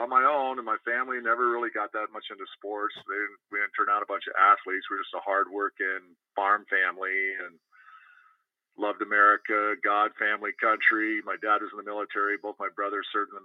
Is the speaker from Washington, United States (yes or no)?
yes; Moses Lake, Washington, United States; also born or lived in Logan, Utah; I ended up born in Moses Lake, Washington